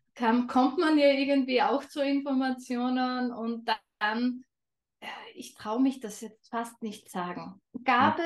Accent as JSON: {"language": "German", "country": "Austria", "said": "Ich komme aus Österreich, was man vermutlich auch ein wenig hören wird."}